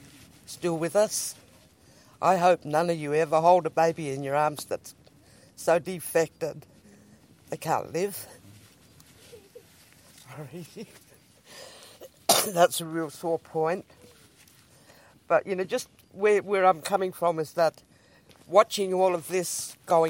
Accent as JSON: {"language": "English", "area": "Koonibba Mission", "region": "South Australia", "country": "Australia", "tie": "born or raised there", "lives_now": "Ceduna, Australia", "said": "I was born on the Kuniba Mission in 1951."}